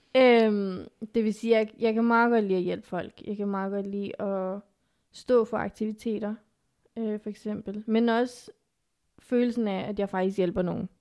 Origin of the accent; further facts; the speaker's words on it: Zealand, Denmark; first language Afghan; also born or lived in Pakistan / Lolland / Næstved; er jeg jo opvokset i Danmark